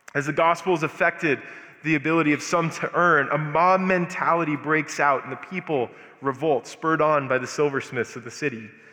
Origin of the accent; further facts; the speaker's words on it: Albuquerque, New Mexico, United States; moved away as an adult; also born or lived in Denver; I'm born and raised in Albuquerque